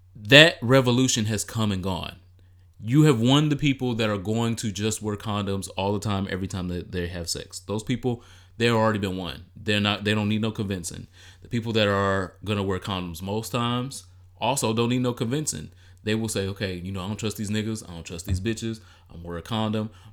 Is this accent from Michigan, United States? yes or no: yes; Detroit, Michigan, United States; I'm from Detroit